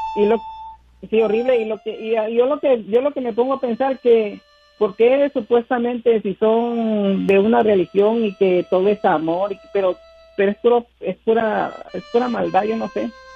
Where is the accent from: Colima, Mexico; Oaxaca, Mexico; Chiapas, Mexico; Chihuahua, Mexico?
Chiapas, Mexico; Villa Comaltitlán; nací en en un pueblito que se llama, en un, un pueblito que se llama Villa Comaciclán... ahí en Chiapas